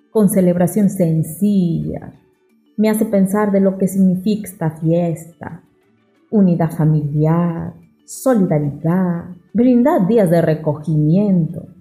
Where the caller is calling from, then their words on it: La Arena, Piura, Peru; Soy estudiante de La Arena, región Piura.